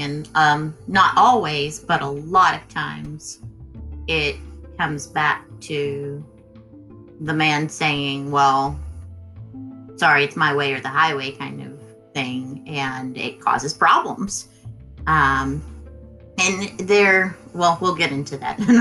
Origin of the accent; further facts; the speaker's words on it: Texas, United States; where we grew up here in Texas